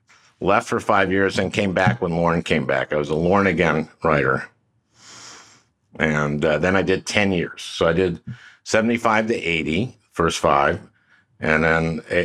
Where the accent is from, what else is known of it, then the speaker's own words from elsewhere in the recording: St. Louis Park, Minnesota, United States; I grew up in St. Louis Park, Minnesota. It's a suburb of Minneapolis.